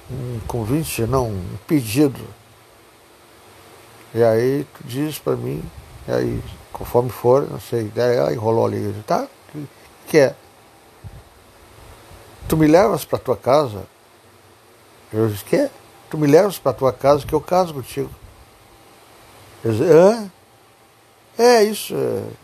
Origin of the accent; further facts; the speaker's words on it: Jaguarão, Rio Grande do Sul, Brazil; Eu sou natural de Jaguarão.